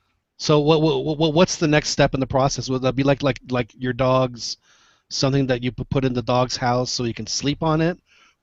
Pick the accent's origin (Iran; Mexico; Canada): Mexico; Mexico City; I'm a Chilango. Yeah. I grew up in Mexico City, so to me, the whole rest of the country is la provincia.